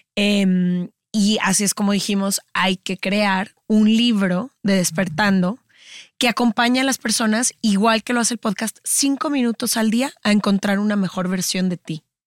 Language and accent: Spanish; Guadalajara, Jalisco, Mexico; nacimos y crecimos en Guadalajara